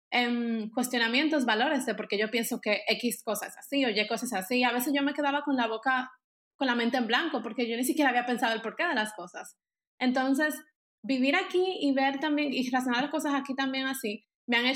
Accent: Germany; Spanish is a second language; Porque entonces es bien cómico que yo soy bien alemana

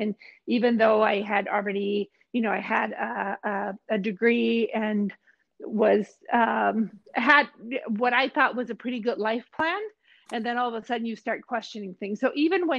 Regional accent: Mexico; moved away; I'm originally from Mexico. I competed for Mexico in two Olympic Games

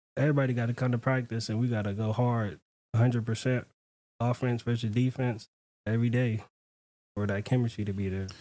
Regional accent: Houston, Texas, United States; moved away; I'm from Houston

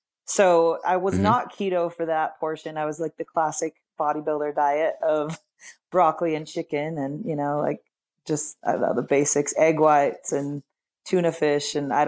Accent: Salt Lake City, Utah, United States; I'm in Salt Lake City, Utah. I was born and raised here

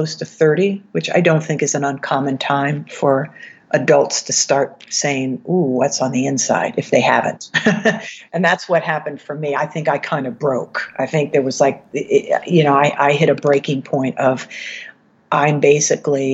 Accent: East Coast, United States; moved away as an adult; also born or lived in New York City, United States / Los Angeles, United States; I'm from the East Coast

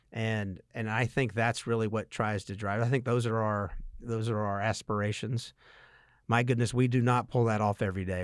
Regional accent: Statesboro, Georgia, United States; I grew up in Statesboro and went to Georgia Southern.

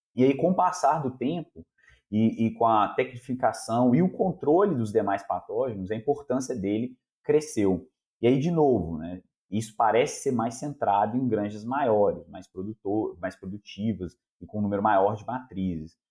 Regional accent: Belo Horizonte, Minas Gerais, Brazil; also born or lived in Copenhagen, Denmark; eu sou aqui de Belo Horizonte mesmo

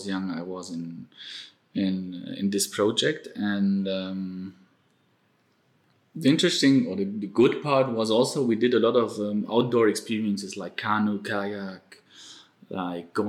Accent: Stuttgart, Baden-Württemberg, Germany; moved away as an adult; now in India; I grew up in Germany. In the southern part of Germany, in Stuttgart.

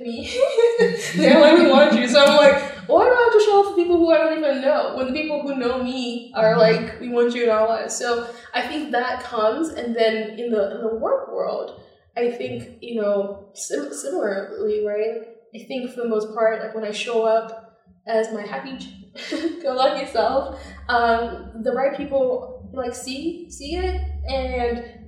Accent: Zambia; now in United States; growing up in Zambia

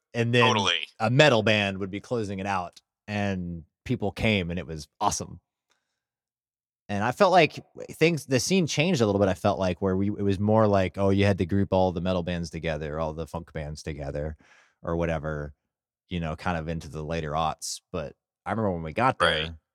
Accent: Burleson, Texas, United States; growing up in Burleson

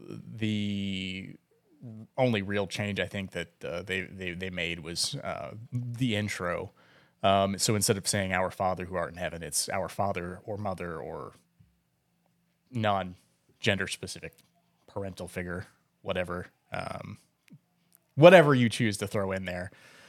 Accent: Oklahoma, United States; we're from Oklahoma, and I went to a very conservative Bible college.

